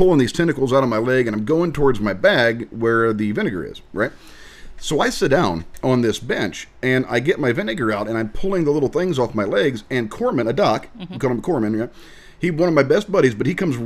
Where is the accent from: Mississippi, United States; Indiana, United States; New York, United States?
Indiana, United States; also born or lived in Okinawa, Japan; So I am from Indiana